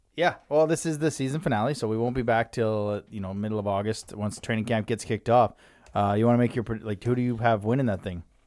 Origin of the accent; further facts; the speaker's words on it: Lethbridge, Alberta, Canada; moved away; they were in my hometown. Well, kind of, Lethbridge.